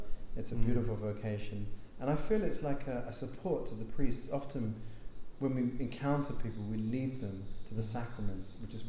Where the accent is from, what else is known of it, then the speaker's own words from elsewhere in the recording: London, United Kingdom; accent: English; that is an English accent. So I'm from London, England.